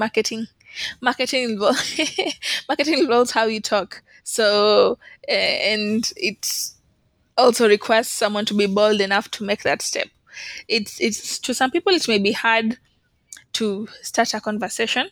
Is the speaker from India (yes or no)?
no; Kenya; I'm a student, I'm from Kenya